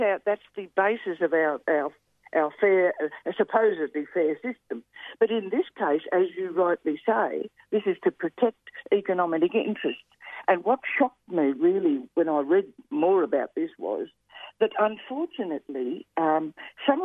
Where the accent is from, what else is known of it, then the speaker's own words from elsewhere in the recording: Australia; I love being an Australian